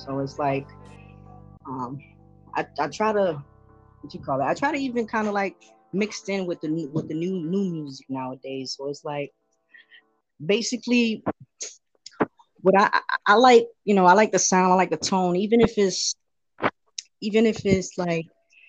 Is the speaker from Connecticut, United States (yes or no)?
yes; Hartford, Connecticut, United States; I'm from Hartford, Connecticut.